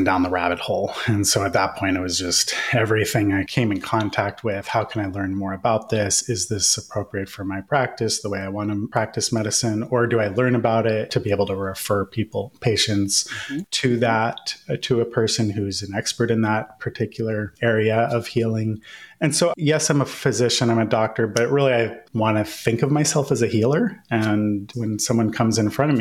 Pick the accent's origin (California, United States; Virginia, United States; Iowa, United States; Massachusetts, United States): California, United States; Northern; I grew up in Northern California